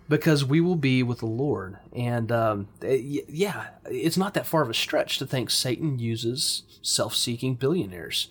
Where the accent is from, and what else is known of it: United States